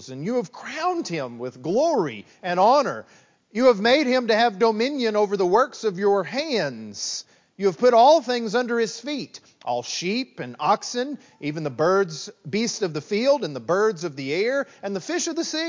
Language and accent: English; West Texas, United States; moved away as an adult; now in East Texas, United States; growing up in West Texas